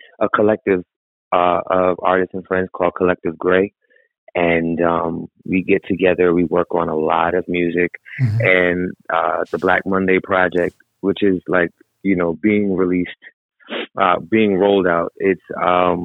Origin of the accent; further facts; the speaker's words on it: New York, United States; now in Los Angeles, United States; I was born in New York